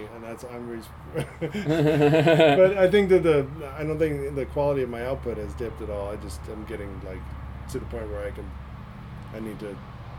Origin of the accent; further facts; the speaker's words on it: San Jose, California, United States; I grew up in San Jose.